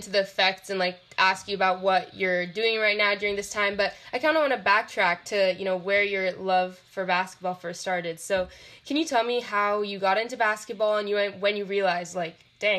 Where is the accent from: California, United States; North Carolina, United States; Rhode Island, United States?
California, United States; the Bay Area; I'm from the Bay.